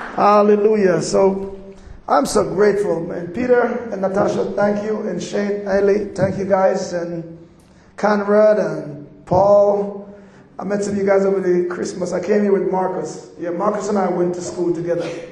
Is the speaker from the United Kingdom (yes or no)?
no; Jamaica; accent: Jamaican; moved away; also born or lived in Atlanta / Colorado; I'm from Jamaica